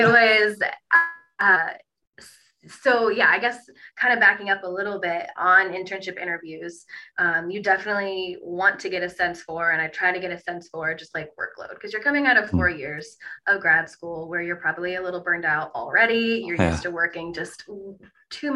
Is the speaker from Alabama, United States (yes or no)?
no; Toledo, Ohio, United States; I was from Toledo. I went to the University of Toledo for undergrad